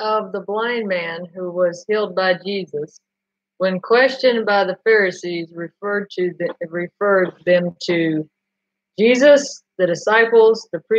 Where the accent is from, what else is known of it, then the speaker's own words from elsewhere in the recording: the South, United States; accent: southern; my southern accent